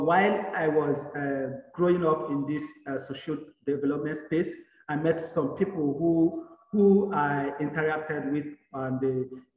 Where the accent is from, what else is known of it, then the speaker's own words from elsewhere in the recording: Nigeria; I am from Nigeria